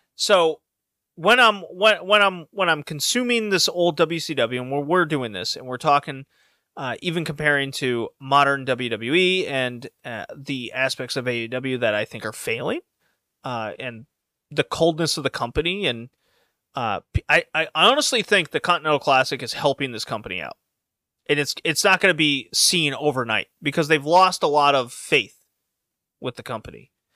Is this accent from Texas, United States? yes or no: yes; Houston, Texas, United States; I grew up in Houston.